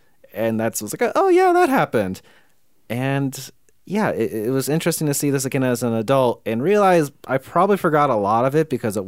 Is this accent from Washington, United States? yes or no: yes; Washington, United States; growing up in Washington, you'd watch this and then you would go out in the woods and reenact certain elements.